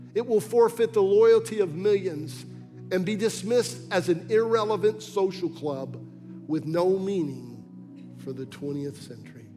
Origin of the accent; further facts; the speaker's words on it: Massachusetts, United States; When I was a little boy growing up in Massachusetts